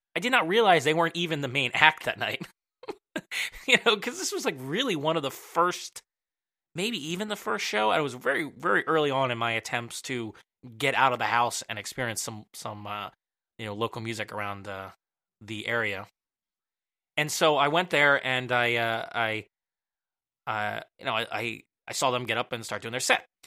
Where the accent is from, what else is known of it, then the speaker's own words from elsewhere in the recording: Willow Grove, Pennsylvania, United States; also born or lived in Jenkintown; I'm from Willow Grove